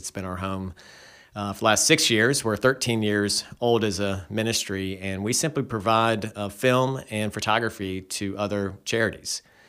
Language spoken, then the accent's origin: English; Charlotte, North Carolina, United States; Yeah, so I grew up here in Charlotte and went to UNC Chapel Hill, studied education, came back here and taught school